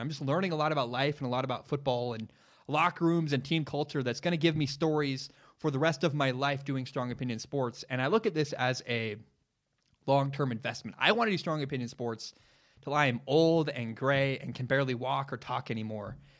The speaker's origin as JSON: {"language": "English", "town": "Portland", "region": "Oregon", "country": "United States", "tie": "born or raised there", "said": "I grew up in Portland, Oregon. It's my hometown. It's where I'm from"}